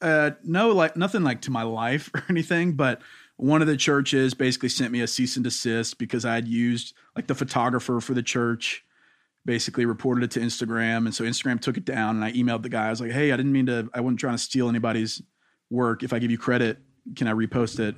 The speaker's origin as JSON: {"language": "English", "region": "Louisiana", "country": "United States", "said": "I'm from Louisiana, and so everybody there is very black or white"}